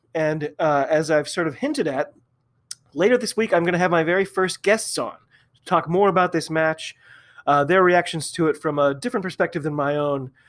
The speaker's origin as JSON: {"language": "English", "country": "United States", "also_born_or_lived": "Massachusetts", "said": "I'm an American rugby fan"}